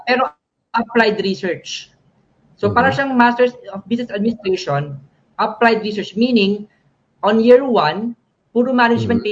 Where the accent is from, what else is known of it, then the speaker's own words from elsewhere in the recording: Manila, Metro Manila, Philippines; moved away as an adult; also born or lived in San Fernando, Pampanga; now in Palmerston North, New Zealand; I grew up uh, in Manila na, sa Manila